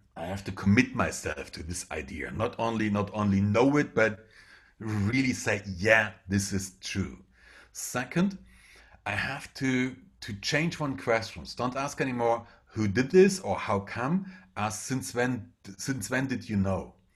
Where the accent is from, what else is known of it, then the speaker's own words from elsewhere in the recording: Germany; first language German; English is a second language; I'm a German, so English is not my first language